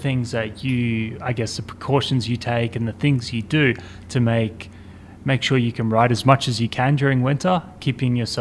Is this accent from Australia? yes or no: yes; Australia; We're from Australia